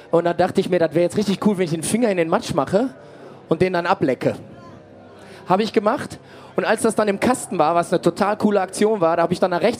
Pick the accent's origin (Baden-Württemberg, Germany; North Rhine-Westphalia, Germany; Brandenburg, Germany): North Rhine-Westphalia, Germany; Castrop-Rauxel; wir kommen aus Castro Brauxel, das ist nicht groß genug, da haben wir eine, eine, so eine Europahalle